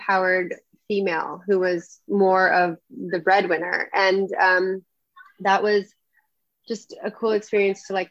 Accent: Los Angeles, California, United States; I grew up I grew up in the Valley of LA.

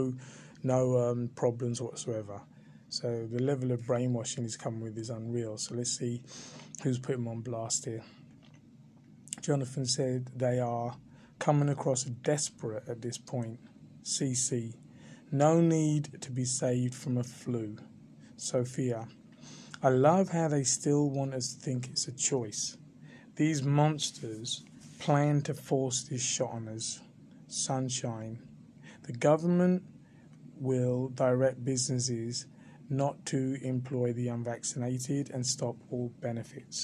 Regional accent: England, United Kingdom; I was born in England.

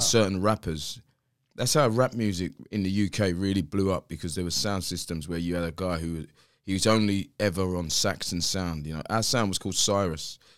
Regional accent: London, United Kingdom; I'm from South East London, place called Greenwich.

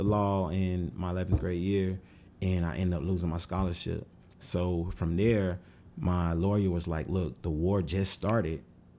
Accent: Florida, United States; I had never seen snow. Never. Oh, I'm from Florida, so you know what I mean?

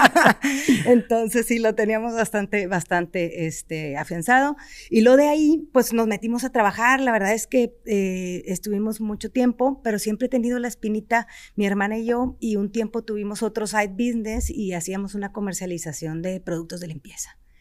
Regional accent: Mexico; also born or lived in Germany; yo soy felizmente mexicana y me regresé

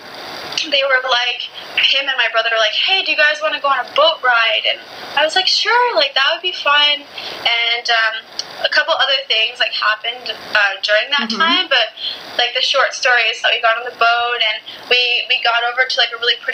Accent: Canada; my country in Canada

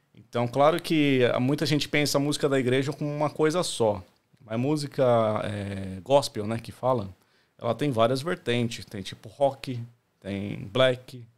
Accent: Santo André, São Paulo, Brazil; moved away as an adult; now in Australia; eu sou de Santo André, São Paulo, né? É, cresci no ABC Paulista.

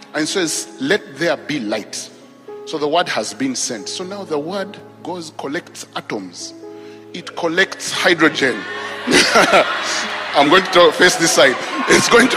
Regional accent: Nakuru, Nakuru County, Kenya; I grew up in Kenya. I was born actually in Kenya. So I grew up in a town called Nakuru

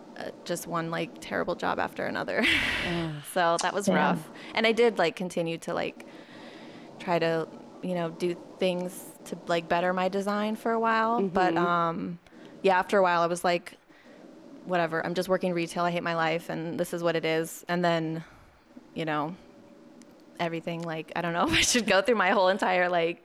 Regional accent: Orange County, California, United States; moved away as an adult; also born or lived in New York; now in Los Angeles, United States; So I was born in Orange County. I went to college in LA at Otis.

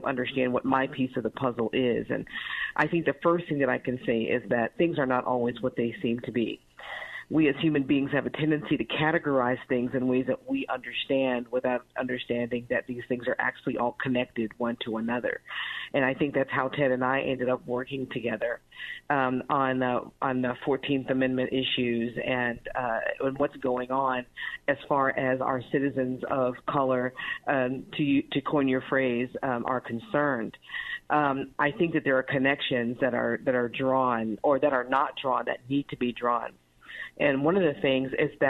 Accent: Chicago, Illinois, United States; I was born in Chicago, Illinois, but my family is from Mississippi and Louisiana

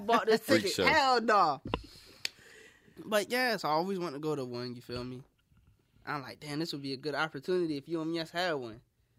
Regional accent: United States; I'm from the Eastern Shore, so it's not a lot of shit to do.

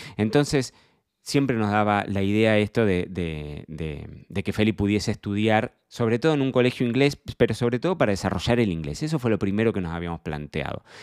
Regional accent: Carlos Casares, Buenos Aires Province, Argentina; moved away as an adult; me marcó mi infancia en Casares

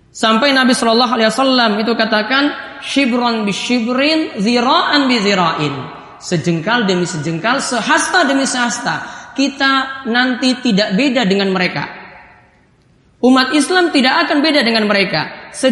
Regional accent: Ambon, Maluku, Indonesia; Kita sebagai orang Ambon pun tahu seperti itu.

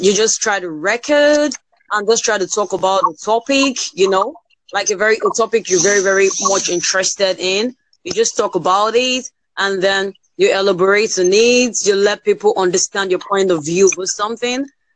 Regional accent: Nigeria; I'm from Nigeria

